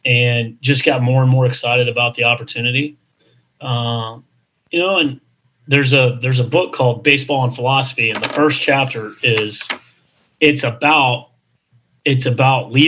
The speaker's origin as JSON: {"language": "English", "town": "Charlotte", "region": "North Carolina", "country": "United States", "tie": "born or raised there", "also_born_or_lived": "Texas", "said": "to be in my hometown and to be a part of such a, you know, just a storied program and to be on Coach Woodard's staff and be back in this city"}